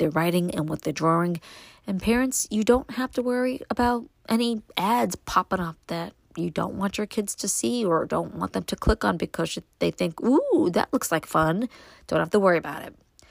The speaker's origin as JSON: {"language": "English", "town": "New York City", "region": "New York", "country": "United States", "tie": "born or raised there", "moved": "yes", "lives_now": "Upstate New York, United States", "said": "what it was like for me growing up in Brooklyn"}